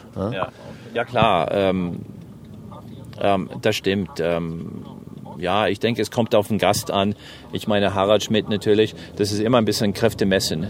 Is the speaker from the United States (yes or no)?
yes; New Jersey, United States; German is a second language; now in Germany; ich komme aus New Jersey